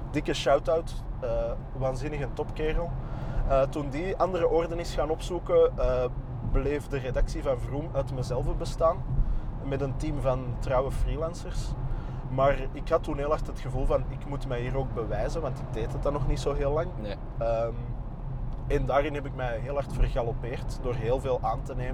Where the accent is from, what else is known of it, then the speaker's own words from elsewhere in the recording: Antwerp, Flanders, Belgium; accent: Antwerps; Ik mag volop mijn Antwerps accent nu de vrije loop